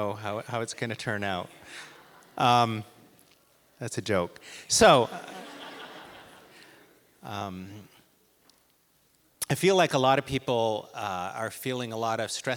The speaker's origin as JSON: {"language": "English", "town": "Port Alberni", "region": "British Columbia", "country": "Canada", "tie": "born or raised there", "said": "I grew up in Port Alberni, where many great leaders hail from"}